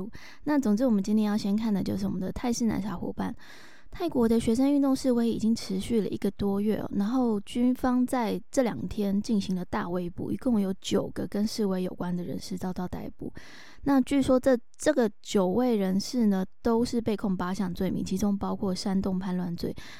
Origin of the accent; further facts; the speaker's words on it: Taiwan; 这个新的三指手势就是我们台湾人比的八的这个动作